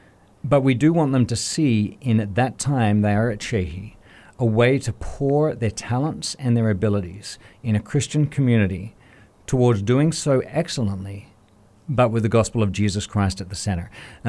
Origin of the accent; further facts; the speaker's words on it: Australia; moved away; And the number one reason I came here from Australia was, as I was looking at a calling in my life, whether it was to pastoral ministry, to music